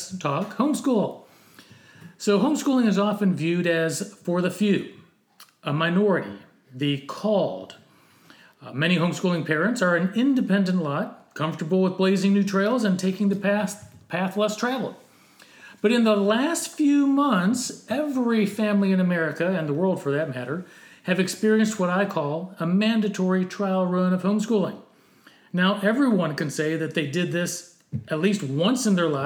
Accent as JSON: {"language": "English", "country": "United States", "said": "The experience as an American"}